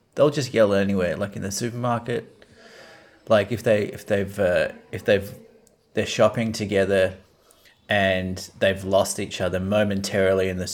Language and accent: English; Australia; as an Australian